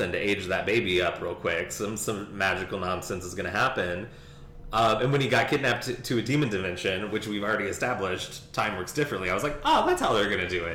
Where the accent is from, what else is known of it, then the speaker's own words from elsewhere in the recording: Kentucky, United States; I'm from Kentucky, so like, you say waft, I say waft